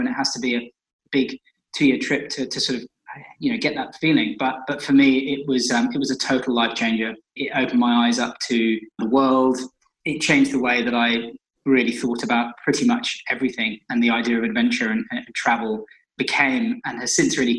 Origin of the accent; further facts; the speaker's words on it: Shrewsbury, West Midlands, United Kingdom; moved away as an adult; also born or lived in London; my hometown in Shrewsbury